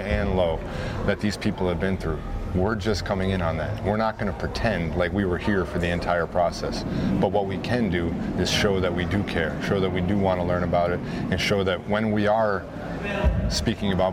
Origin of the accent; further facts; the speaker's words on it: Wisconsin, United States; I'm from Wisconsin